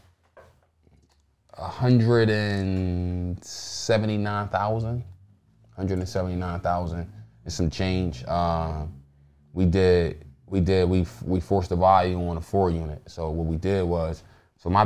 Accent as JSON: {"language": "English", "town": "Philadelphia", "region": "Pennsylvania", "country": "United States", "said": "I'm from North, so everything is like North."}